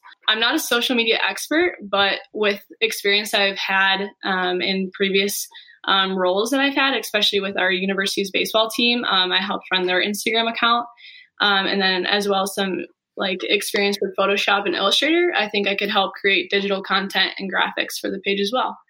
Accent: Manteno, Illinois, United States; also born or lived in Bourbonnais, Illinois; I'm from Manteno, Illinois

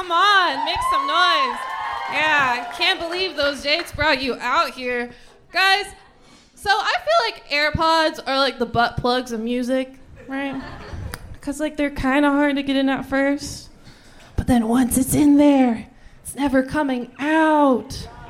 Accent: Dallas, Texas, United States; now in Austin, United States; No, I'm from Dallas.

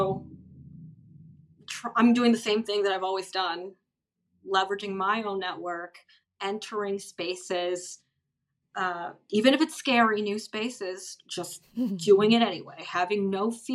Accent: United States; outside of America, where I'm from

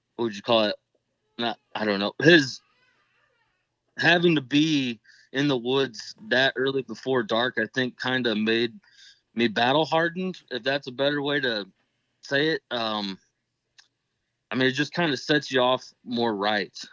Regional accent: Northeast Indiana, United States; I'm from Northeast Indiana

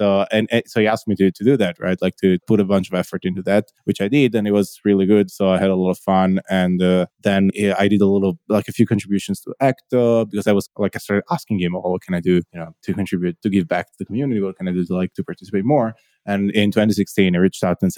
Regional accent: Italy; I'm from Italy, based currently in Italy as well, central Italy

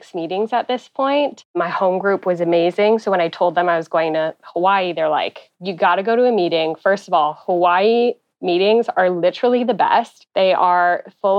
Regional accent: Ottawa, Ontario, Canada; I'm from Ottawa, Canada

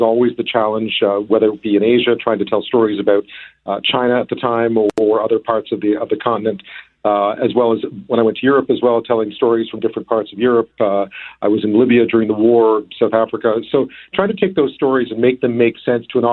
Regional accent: Montreal, Quebec, Canada; also born or lived in Edmonton; Born and raised in Montreal, but lived in Edmonton as a child for a while.

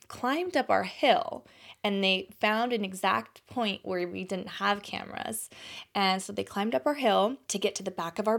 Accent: Texas, United States; moved away; I grew up in Texas

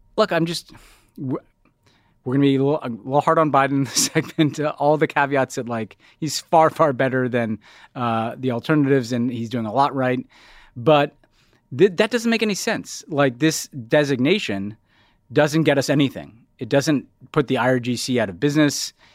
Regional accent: New York, United States; as a New Yorker

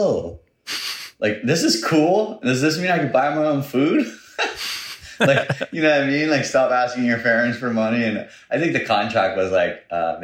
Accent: North Shore, Oahu, Hawaii, United States; born and raised on the North Shore. I was born in Kahuku Hospital, 1983

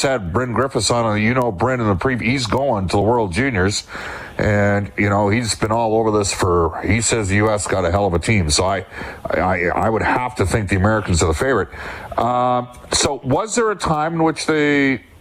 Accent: Canada; as a Canadian

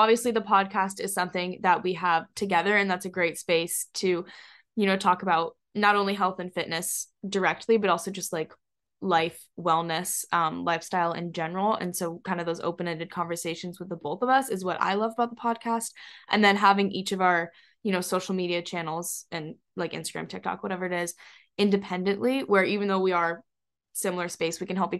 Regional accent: Hong Kong; also born or lived in Singapore; now in Boston, United States; We're from around Boston, but we grew up a little bit in Asia. We grew up in Hong Kong and actually just both got back from living in Singapore.

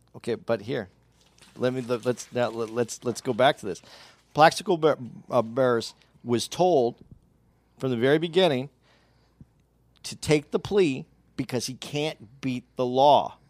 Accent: Arizona, United States; I grew up in Arizona.

